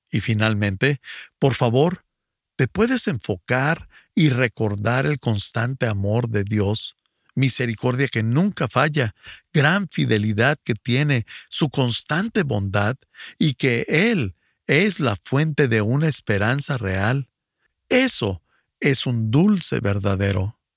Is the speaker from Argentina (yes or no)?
no; Ecuador; Buenos días … soy del Ecuador.